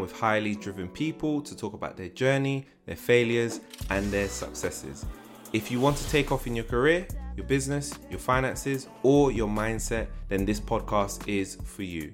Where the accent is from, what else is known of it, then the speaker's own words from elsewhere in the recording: London, United Kingdom; also born or lived in France; I was born in France and, um, yeah, I pretty much grew up in South London.